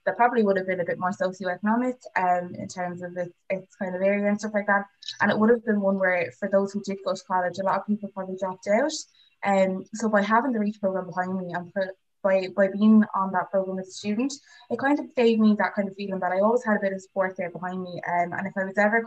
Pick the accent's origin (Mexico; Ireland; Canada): Ireland; Waterford, Munster; I actually stayed in Waterford, so I'm from Waterford myself. I literally lived like 5 minutes away from WIT. So I was wicked local